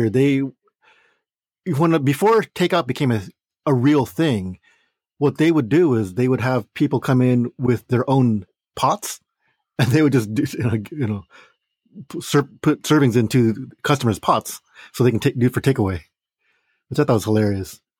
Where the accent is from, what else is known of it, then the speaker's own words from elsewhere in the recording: Chicago, Illinois, United States; accent: Midwest; I am from Chicago, Illinois. Chi Town.